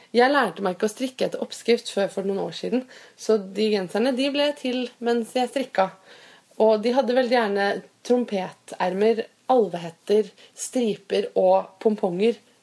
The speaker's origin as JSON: {"language": "Norwegian", "town": "Fredrikstad", "region": "Østfold", "country": "Norway", "moved": "yes", "lives_now": "Oslo, Norway", "said": "Jeg kommer nemlig fra Fredrikstad, og der sier vi ikke sau, men sau"}